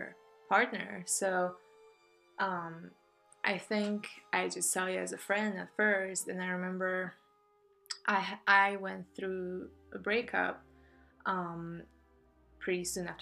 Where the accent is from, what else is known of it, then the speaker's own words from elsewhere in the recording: Poland; English is a second language; moved away; I'm from Poland